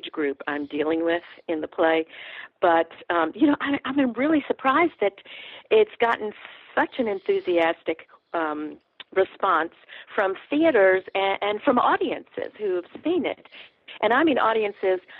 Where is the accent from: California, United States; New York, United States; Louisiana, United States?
Louisiana, United States; New Orleans; now in Atlanta, United States; I'm from New Orleans, and my mother's people are in the Cajun country in Southwest Louisiana.